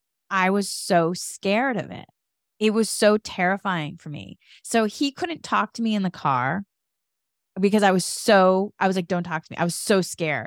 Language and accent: English; Massachusetts, United States; moved away; And so then I moved from Massachusetts to California